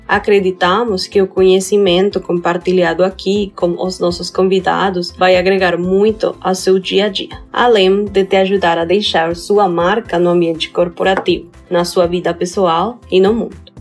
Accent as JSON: {"language": "Portuguese", "country": "Colombia", "second_language": "Portuguese", "moved": "yes", "said": "você já percebeu pelo meu sotaque que eu não sou do Brasil. Algumas pessoas acham que eu sou de Portugal, mas na verdade estou aqui do lado, sou da Colômbia uma colombiana"}